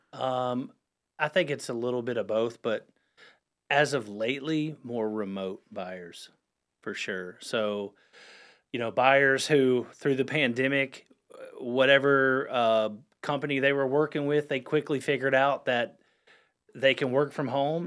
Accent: Huntersville, North Carolina, United States; I'm a Lake Norman born and raised

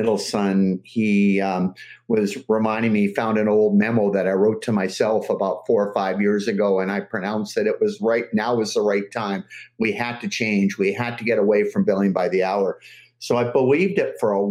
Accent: Los Angeles, California, United States; now in British Columbia, Canada; I grew up in Los Angeles and going to watch the Dodgers during the early 60s

